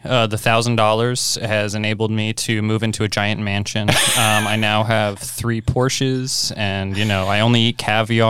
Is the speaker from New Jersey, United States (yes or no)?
yes; Short Hills, New Jersey, United States; I grew up in a town called Short Hills, New Jersey.